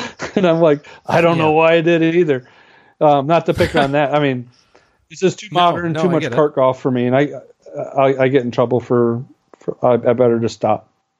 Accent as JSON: {"language": "English", "region": "Wisconsin", "country": "United States", "said": "I'm from Wisconsin"}